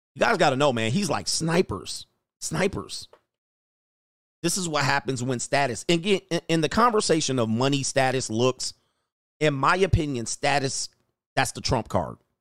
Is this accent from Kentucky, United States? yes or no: no; Los Angeles, California, United States; I grew up in Los Angeles, Southern California, San Fernando Valley, nineteen nineties